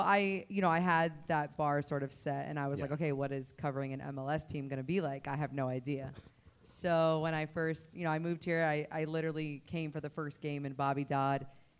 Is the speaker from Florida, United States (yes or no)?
yes; Florida, United States; now in Atlanta, United States; I'm from Florida